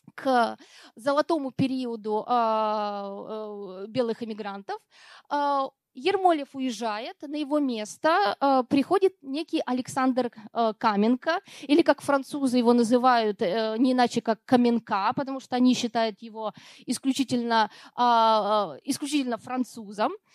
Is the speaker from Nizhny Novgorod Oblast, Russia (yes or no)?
no; Perm, Perm Krai, Russia; moved away; я родилась в Перми, э, давно уже там не живу, но тем не менее для меня это практически родина